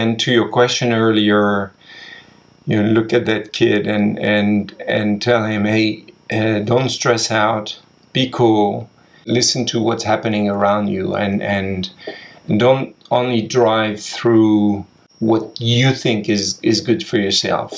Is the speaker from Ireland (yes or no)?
no; France; moved away; also born or lived in Asia; I'm French